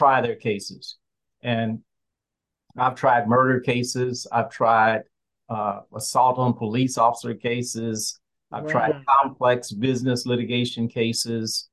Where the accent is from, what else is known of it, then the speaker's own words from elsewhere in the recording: Kansas City, Kansas, United States; moved away as an adult; now in Panama; I grew up in Kansas City, Kansas